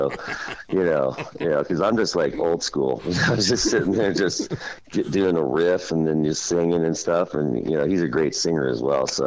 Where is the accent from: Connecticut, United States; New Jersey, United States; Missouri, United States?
Missouri, United States; Kansas City; I'm from Kansas, Missouri, you know, Kansas City